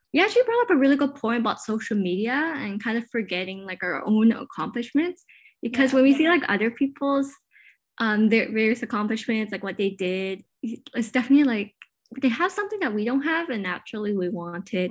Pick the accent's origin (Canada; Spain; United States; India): Canada; Richmond, British Columbia; I was born and raised in Richmond, BC, but my parents immigrated from Hong Kong